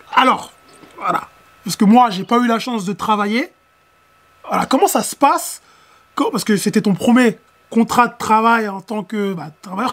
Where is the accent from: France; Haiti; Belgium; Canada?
France; nous, Français, parce que voilà, on est Français, hein, nous, Français